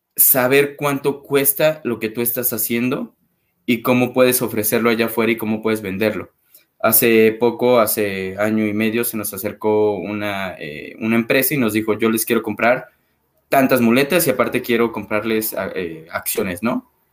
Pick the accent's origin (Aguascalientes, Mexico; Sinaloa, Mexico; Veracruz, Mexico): Veracruz, Mexico; Xalapa; moved away as an adult; now in Mexico City, Mexico; soy de Jalapa, Veracruz, me mudo a Ciudad de México hace seis años